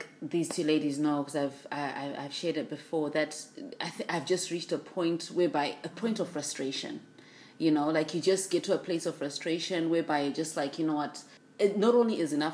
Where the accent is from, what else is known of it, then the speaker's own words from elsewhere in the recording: Zimbabwe; moved away as an adult; now in Brisbane, Australia; I'm based here in Brisbane currently, and I've been here since 2003, but born and bred in Zimbabwe.